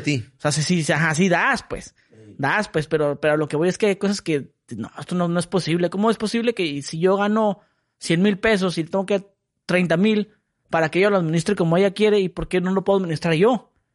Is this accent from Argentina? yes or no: no; Mexicali, Baja California, Mexico; yo soy de Mexicali. Mexicali es bonito.